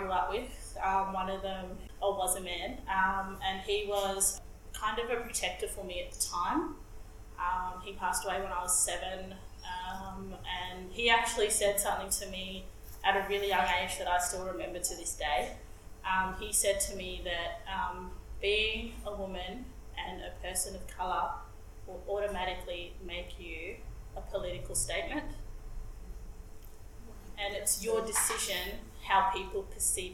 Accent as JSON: {"language": "English", "town": "Bendigo", "region": "Victoria", "country": "Australia", "tie": "born or raised there", "said": "my adopted Koori family that I grew up with in Bendigo"}